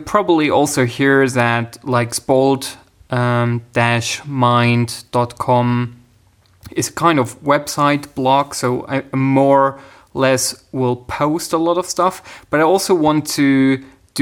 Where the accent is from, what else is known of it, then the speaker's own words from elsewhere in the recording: Germany; I'm actually from Germany.